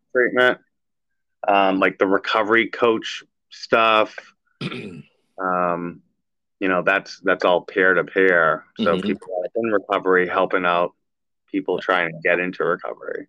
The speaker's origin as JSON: {"language": "English", "town": "Everett", "country": "United States", "tie": "born or raised there", "said": "I grew up with Anthony in Everett"}